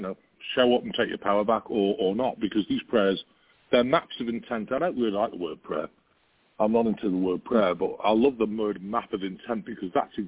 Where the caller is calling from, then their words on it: Branson, Missouri, United States; It's called Missouri, and it's near, it's around Branson, Missouri.